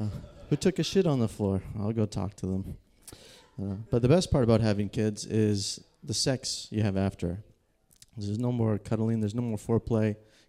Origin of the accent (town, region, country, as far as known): British Columbia, Canada